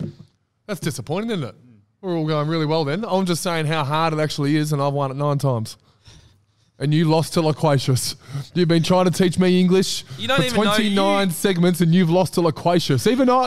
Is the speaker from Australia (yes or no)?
yes; Melbourne, Victoria, Australia; also born or lived in Langwarrin, Victoria / Mornington Peninsula, Victoria; I grew up in Bentley. I grew up in McKinnon, near Bentley.